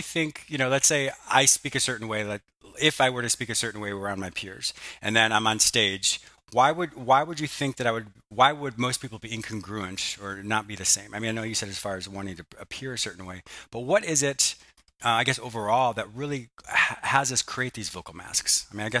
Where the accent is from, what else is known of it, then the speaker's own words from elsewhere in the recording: Canada; also born or lived in Michigan, United States; I grew up, so I was born in Michigan. I was raised in Canada since I was four, all the way until 18 when I went off to university.